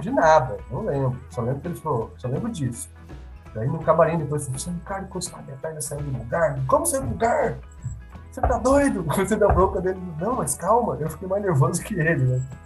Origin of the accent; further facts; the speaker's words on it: Cornélio Procópio, Paraná, Brazil; also born or lived in Curitiba; now in Londrina, Brazil; Eu, eu, eu sou nascido em Coelho Procópio